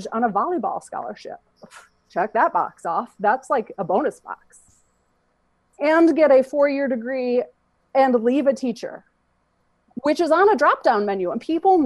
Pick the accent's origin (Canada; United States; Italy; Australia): United States; Michigan; moved away as an adult; also born or lived in Georgia; I left Michigan